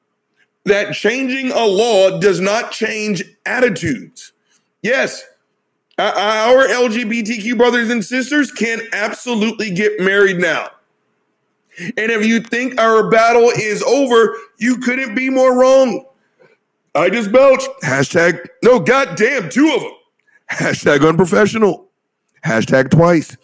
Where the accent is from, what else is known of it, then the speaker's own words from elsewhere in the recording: United States; my experience as an American